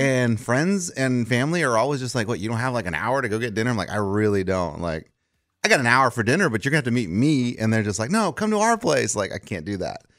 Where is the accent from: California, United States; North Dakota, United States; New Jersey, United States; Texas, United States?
Texas, United States; South; now in Nashville, United States; I grew up in Texas heat